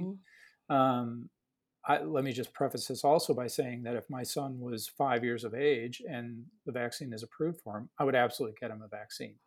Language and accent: English; Chicago, Illinois, United States; moved away as an adult; also born or lived in St. Louis / Loma Linda; now in Houston, United States; I am born and raised in Chicago on the South Side